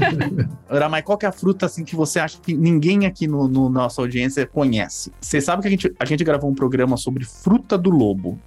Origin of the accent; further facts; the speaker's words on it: São Paulo, Brazil; eu cresci na, em São Paulo